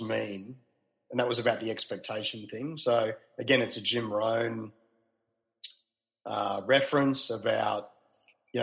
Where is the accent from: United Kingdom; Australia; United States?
Australia; Melbourne, Victoria; moved away as an adult; also born or lived in Sydney; now in Melbourne, Australia; So I'm from Melbourne originally